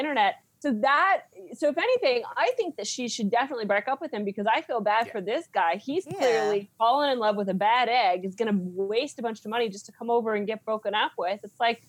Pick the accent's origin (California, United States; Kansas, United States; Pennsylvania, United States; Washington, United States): Kansas, United States; moved away; I'm from Kansas